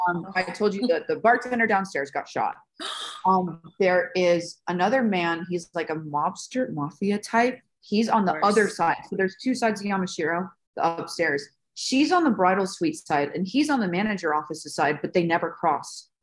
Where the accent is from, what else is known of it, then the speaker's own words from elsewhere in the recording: Las Vegas, Nevada, United States; I was born and raised in Las Vegas